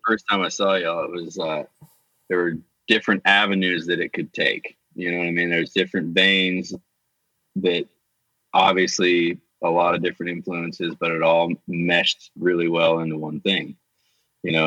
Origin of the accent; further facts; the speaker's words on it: Southeast, United States; moved away as an adult; also born or lived in Tennessee / Southern California; growing up in the Southeast, my mom was in a bluegrass band. So kind of that whole, uh, in the Blue Ridge Mountains